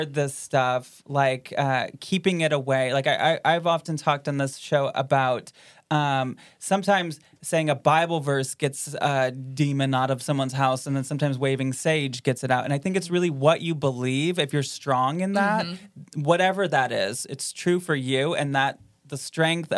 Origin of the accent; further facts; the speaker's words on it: Grand Rapids, Michigan, United States; moved away; So I'm from the west side. So I'm from Grand Rapids